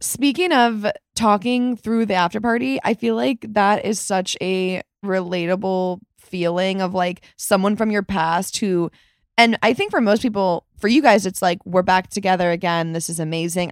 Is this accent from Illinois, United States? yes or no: yes; Chicago, Illinois, United States; I was born in Chicago, my whole family's from Chicago